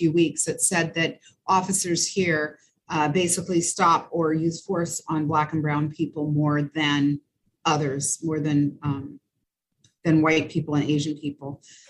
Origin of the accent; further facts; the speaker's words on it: France; born there; moved away; And then the fact that, you know, I was born in France. My dad met my mom when he was stationed there, and we moved somewhat, but didn't move a lot.